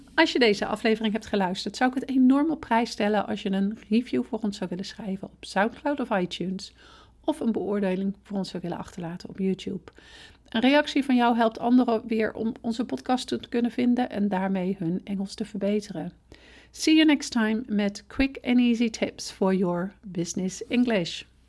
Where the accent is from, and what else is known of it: Netherlands